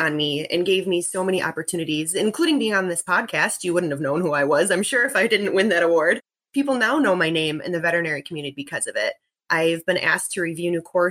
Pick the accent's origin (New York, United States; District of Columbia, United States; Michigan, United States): New York, United States; Buffalo; I grew up in Buffalo